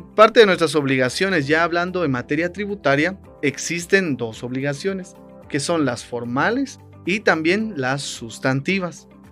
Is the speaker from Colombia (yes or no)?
no; Guatemala; como guatemaltecos